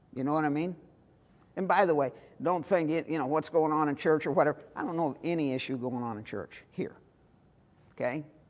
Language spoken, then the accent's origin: English; St. Louis, Missouri, United States; I am from Missouri. I was born in St. Louis.